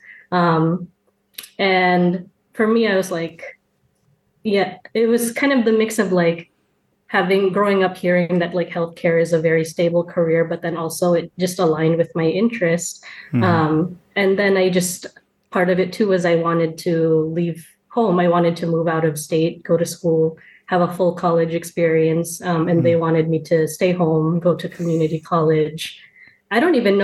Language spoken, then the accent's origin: English; Renton, Washington, United States; moved away as an adult; now in Portland, United States; I grew up in Renton, Washington. It's a city a little bit south of Seattle, so still Pacific Northwest. But I moved to Portland about 10 years ago.